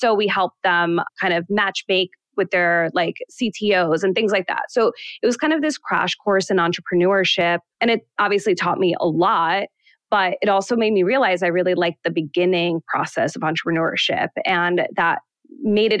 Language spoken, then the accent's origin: English; New York City, New York, United States; also born or lived in Manhattan, New York; I grew up in Queens and then I moved to the city when I was still pretty young. So like 17 years old